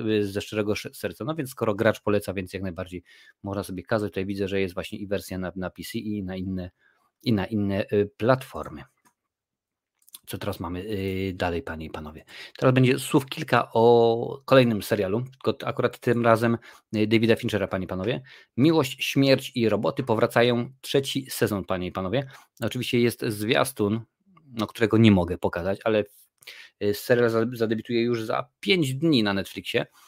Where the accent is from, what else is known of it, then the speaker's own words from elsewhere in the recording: Lesser Poland, Poland; Jestem z Małopolski, u nas się mówi na polu